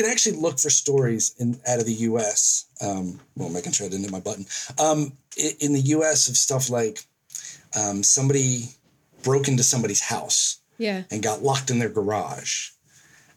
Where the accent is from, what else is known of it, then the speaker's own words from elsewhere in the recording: Baltimore, Maryland, United States; moved away as an adult; now in New Zealand; I grew up in and around Baltimore City